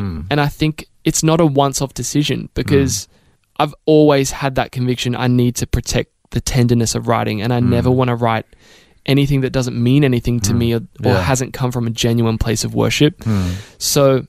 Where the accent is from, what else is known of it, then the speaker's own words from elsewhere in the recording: Australia; And I think I am so grateful for being Australian because we're so unassuming in general and very down to earth.